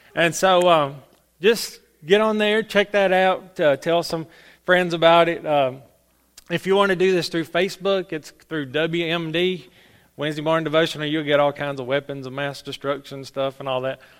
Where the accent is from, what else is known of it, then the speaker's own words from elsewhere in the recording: Salem, United States; I'm from Salem, so, you know, I'm the little Salem preacher